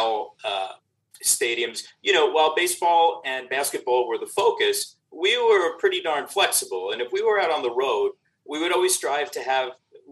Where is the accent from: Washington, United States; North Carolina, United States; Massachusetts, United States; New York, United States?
New York, United States; now in Chicago, United States; I grew up in New York on the East Coast when it was the WWWF